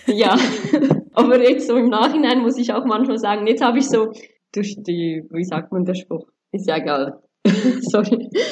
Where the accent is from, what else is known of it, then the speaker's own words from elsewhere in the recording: Switzerland; accent: Swiss; moved away as an adult; also born or lived in Angola / Sri Lanka; now in Dubai, United Arab Emirates; ich lebe ja in der Schweiz und ich habe ja auch die Schweizer Einflüsse durch Schule, Freunde, Pateneltern bekommen